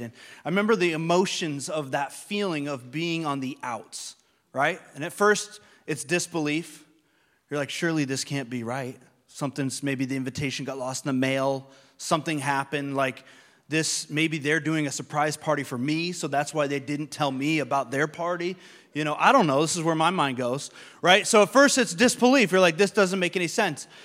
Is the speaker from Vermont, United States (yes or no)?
yes; Vermont, United States; moved away as an adult; also born or lived in Long Island, New York; I'm from Vermont, which is not a very diverse place.